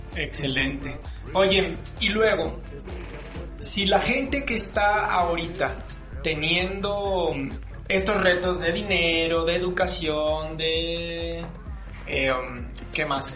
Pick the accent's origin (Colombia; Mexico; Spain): Mexico; como ciudadanos, como mexicanos